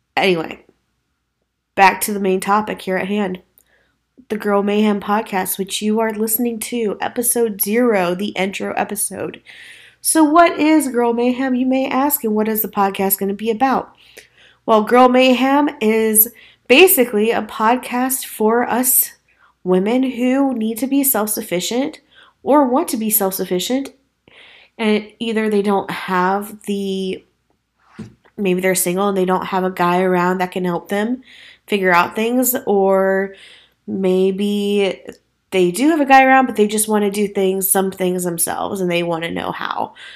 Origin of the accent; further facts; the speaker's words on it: Midwest, United States; I say the word you guys as I'm from the Midwest and it's a generalized term there.